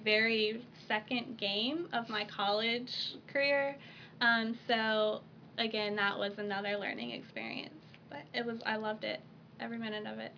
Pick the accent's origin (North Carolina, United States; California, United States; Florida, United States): North Carolina, United States; Jacksonville; also born or lived in Marion, Alabama; I grew up in North Carolina, Jacksonville, North Carolina